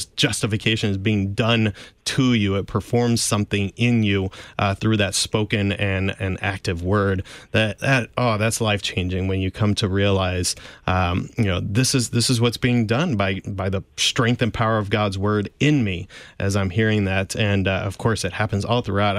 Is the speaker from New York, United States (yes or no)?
no; St. Louis, Missouri, United States; I'm from South St. Louis.